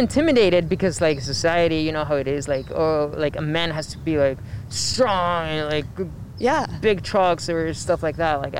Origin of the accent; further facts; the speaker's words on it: Mexico; English is a second language; moved away; growing up in Mexico